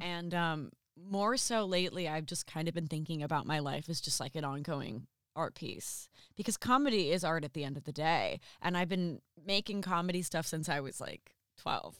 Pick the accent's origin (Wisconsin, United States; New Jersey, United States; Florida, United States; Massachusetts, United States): New Jersey, United States; also born or lived in Boston; now in Los Angeles, United States; I moved from Boston to, um, uh, to L A. I'm originally from New Jersey.